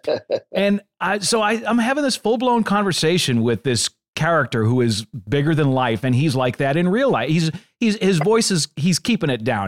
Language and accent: English; Boston, Massachusetts, United States; I'm from the Boston area